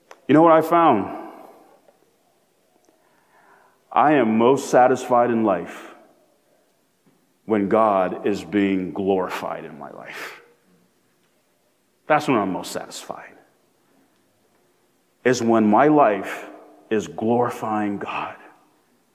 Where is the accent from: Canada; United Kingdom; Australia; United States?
United States; I am proud to be born, to have been born, in my humble opinion, the greatest country on planet Earth